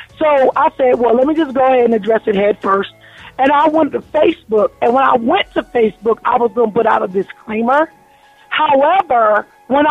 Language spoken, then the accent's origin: English; New Jersey, United States; I'm born and raised in New Jersey